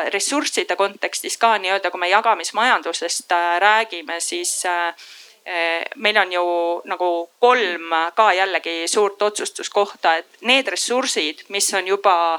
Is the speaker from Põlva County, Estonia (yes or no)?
yes; Põlva, Põlva County, Estonia; also born or lived in Singapore; now in Tallinn, Estonia; ma ise olen pärit Põlvast